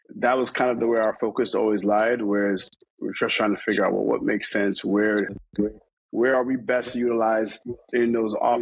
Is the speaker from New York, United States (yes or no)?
yes; New York, United States; I'm Jamaican. I grew up I'm from New York